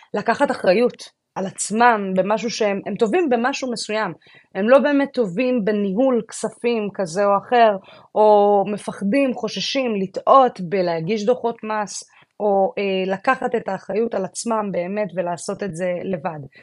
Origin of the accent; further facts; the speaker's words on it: Israel; now in Florida, United States; במקום שאומנם גדלתי בו, אבל הוא כבר היה לי פחות מוכר